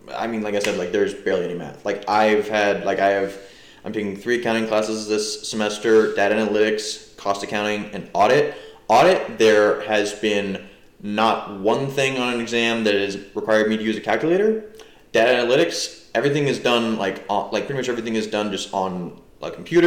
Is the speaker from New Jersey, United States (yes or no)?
yes; New Jersey, United States; I'm from New Jersey